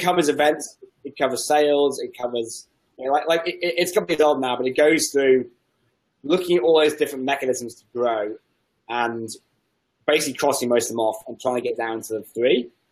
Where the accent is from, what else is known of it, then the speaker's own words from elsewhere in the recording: England, United Kingdom; I'm English